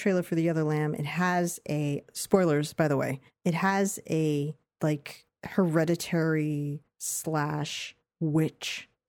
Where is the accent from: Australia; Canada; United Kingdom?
United Kingdom; I think as a Brit, I could see him differently because I'm used to hearing him with an American accent.